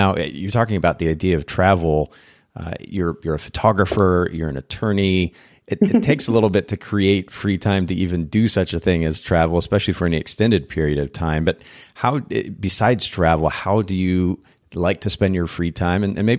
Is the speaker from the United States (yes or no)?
no; Japan; In fact, I grew up in Japan. I spent about 10 years of my life there.